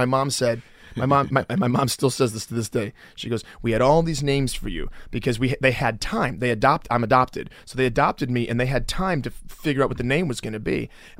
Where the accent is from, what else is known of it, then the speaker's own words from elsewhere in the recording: Detroit, Michigan, United States; In the city, yeah. Yeah, I grew up in the city.